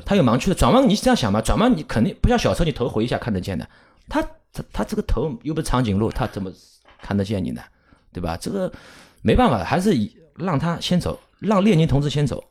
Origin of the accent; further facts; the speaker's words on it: Shanghai, China; 我们上海话呢，如果通俗地说呢，我们不喊老司机的，我们是喊老驾驶